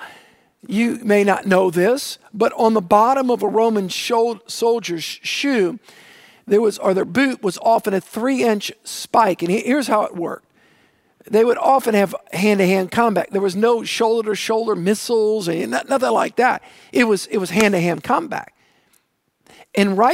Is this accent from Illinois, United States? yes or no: no; New Orleans, Louisiana, United States; I grew up on the South Shore, on the south side, all right, the south shore of Lake Pontchartrain